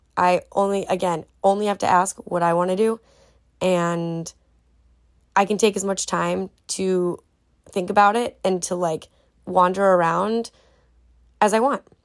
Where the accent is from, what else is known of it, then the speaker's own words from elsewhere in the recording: United States; speaking out of my experience as an American